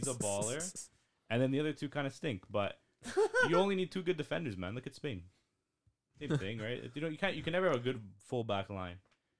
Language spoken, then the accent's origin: English; Canada; we're Canadian